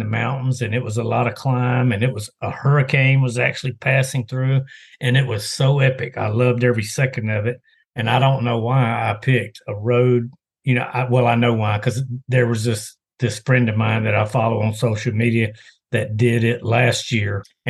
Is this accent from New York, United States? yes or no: no; Greenville, Mississippi, United States; moved away; I'm originally from Mississippi. That's where I grew up.